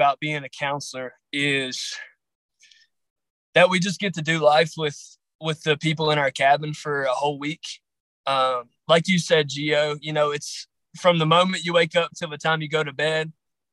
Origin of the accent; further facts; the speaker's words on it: Grayson County, Southwest Virginia, United States; I'm from Southwest Virginia. Grayson County, more specific. It's in the Appalachian Mountains.